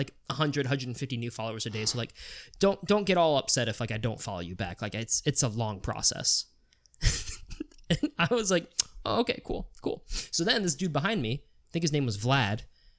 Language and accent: English; Virginia, United States; now in Worcester, United States; oh, you know, I'm from Virginia, but moved to Worcester.